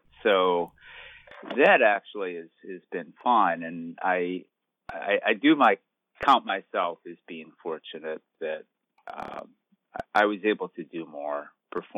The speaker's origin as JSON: {"language": "English", "town": "Dearborn", "region": "Michigan", "country": "United States", "moved": "yes", "said": "I am originally from the Detroit area, and on a, now it's like almost 2 years ago, I was visiting home in Dearborn"}